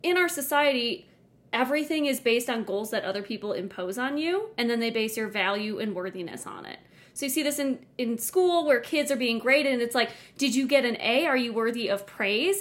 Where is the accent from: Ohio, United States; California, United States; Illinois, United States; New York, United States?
Illinois, United States; Chicago suburbs; now in Colorado, United States; I'm from Illinois, Chicago suburbs